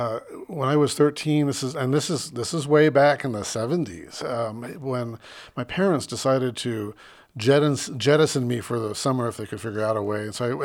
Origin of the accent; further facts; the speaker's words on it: Phoenix, Arizona, United States; moved away; I grew up in Phoenix, where the oldest thing in Phoenix is, you know, a McDonald's down the street, basically.